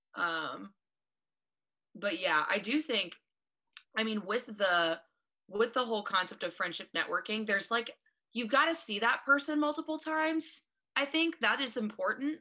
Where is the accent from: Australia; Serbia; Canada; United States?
United States; Eaton, Ohio; now in Columbus, United States; I am from, now you Miami friends might know, Eaton, Ohio